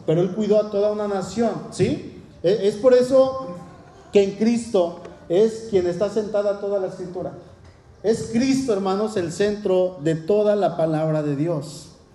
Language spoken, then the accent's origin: Spanish; Mexico City, Mexico; soy, soy de aquí, de la Ciudad de México y soy, bueno, soy mexicano